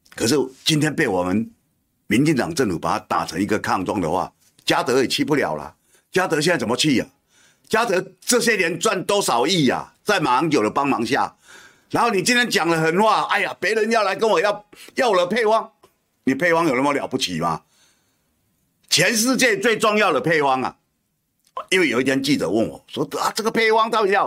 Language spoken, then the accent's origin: Chinese; Kinmen County, Taiwan; now in New Taipei, Taiwan; 我虽然住新北，我是金门人，可是我工作范围这三十几年了，都在台北